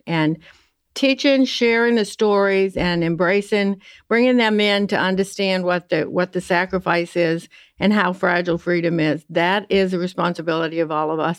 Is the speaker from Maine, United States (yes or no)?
yes; Columbia Falls, Maine, United States; I'm from Columbia Falls, Maine, and you hear no R's, we don't bother with them.